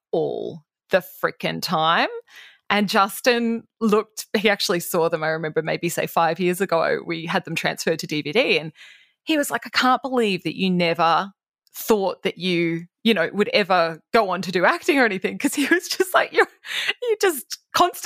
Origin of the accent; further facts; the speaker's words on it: Toowoomba, Queensland, Australia; my growing up in Toowoomba.